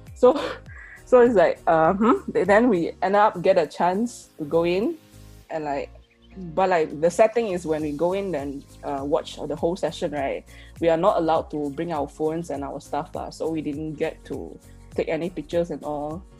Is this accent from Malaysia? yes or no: yes; Malaysia; first language Chinese; English is a second language; we in Malaysia